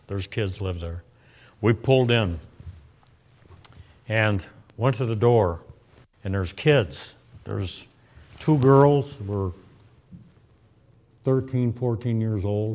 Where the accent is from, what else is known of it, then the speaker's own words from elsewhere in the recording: Michigan, United States; I'm from Michigan